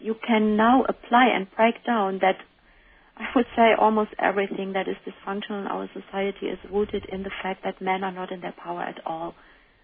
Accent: Germany; now in United States; I'm coming from Germany, and Germans are called to be rude or said to be rude

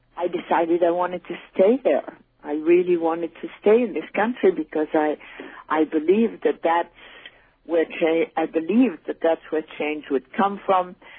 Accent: Paris, Île-de-France, France; also born or lived in Switzerland / United States; now in Spain; I was born in Switzerland. My mother um, was Polish. My father was British, and I grew up in Paris

